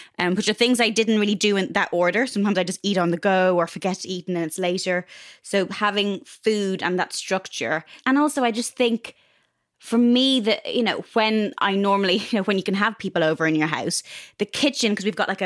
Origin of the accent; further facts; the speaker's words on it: Ireland; also born or lived in Dublin; growing up in Ireland